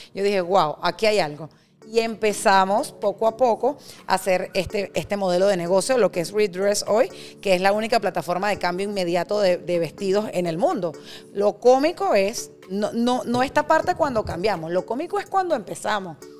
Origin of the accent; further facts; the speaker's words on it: Venezuela; moved away as an adult; also born or lived in Bogotá, Colombia; now in Miami, United States; soy venezolana, tengo 41 años